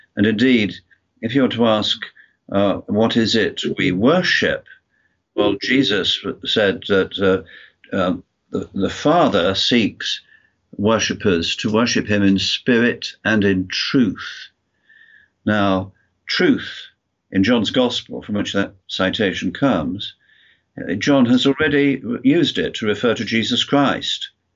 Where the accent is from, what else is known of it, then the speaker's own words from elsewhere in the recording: United Kingdom; moved away as an adult; also born or lived in United States; now in Wales, United Kingdom; lived in the USA for 28 years, which I'm sure you can tell by my accent. I'm, although I'm from the UK